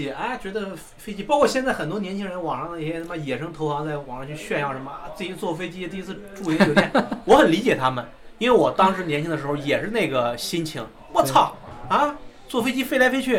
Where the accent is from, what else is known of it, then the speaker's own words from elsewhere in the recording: Henan, China; 你要考不好你就回来工作呗，回老家上班。就我们河南人不都是那种，对吧？？